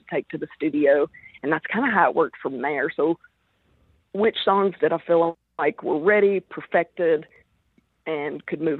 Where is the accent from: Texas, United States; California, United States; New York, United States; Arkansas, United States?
Arkansas, United States; I'm from Arkansas.